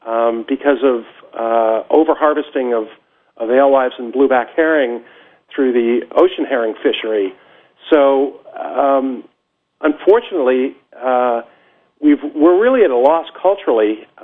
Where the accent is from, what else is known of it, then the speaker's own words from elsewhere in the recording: Cape Cod, Massachusetts, United States; now in Salisbury, United States; I'm 52 years old, and I grew up down on the Cape.